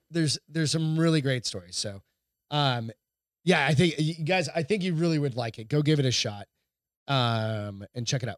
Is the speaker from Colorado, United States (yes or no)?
no; Hampton, New Hampshire, United States; my hometown, which is very small. Hampton, New Hampshire's really small